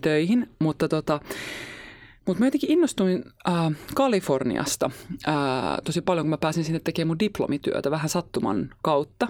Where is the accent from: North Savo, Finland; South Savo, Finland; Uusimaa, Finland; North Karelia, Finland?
Uusimaa, Finland; Helsinki; Mä oon ihan Helsingistä